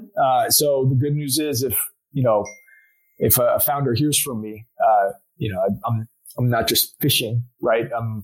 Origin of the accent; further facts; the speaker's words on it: Houston, Texas, United States; also born or lived in Austin; now in Dallas, United States; From Houston originally. Went to school at UT, ended up in Dallas